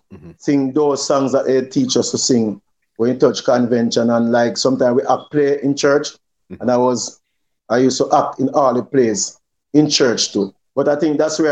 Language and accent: English; Lime Hall, Saint Ann Parish, Jamaica; I'm from the Garden Parish of St. Anne. Mm-hmm. A little district called Limehall